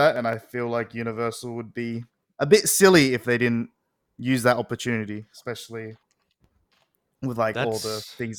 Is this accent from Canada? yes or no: no; Australia; I'm from Australia.